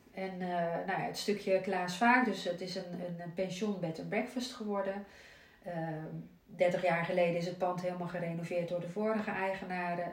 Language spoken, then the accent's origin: Dutch; Zierikzee, Zeeland, Netherlands; moved away as an adult; also born or lived in Amsterdam / Nesselanden, Rotterdam; now in Ouwerkerk, Netherlands; ik ben in Amsterdam geboren officieel. Maar ik was één toen ik in Zierikzee terecht kwam. Dus ik ben echt opgegroeid in Zierikzee, in, Zeeland